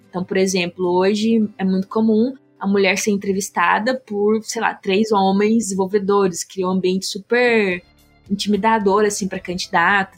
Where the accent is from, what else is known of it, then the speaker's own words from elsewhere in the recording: interior of Minas Gerais, Brazil; moved away as an adult; also born or lived in San Francisco; eu sou do interior de Minas Gerais, uma cidade super pequena